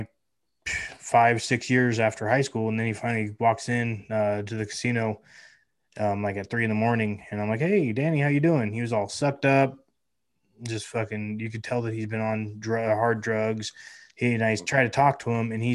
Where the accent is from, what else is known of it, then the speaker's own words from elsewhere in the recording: Lake County, California, United States; moved away as an adult; now in Lake Havasu City, United States; I grew up outside of town, out in the sticks in the mountains. And this is Lake County, California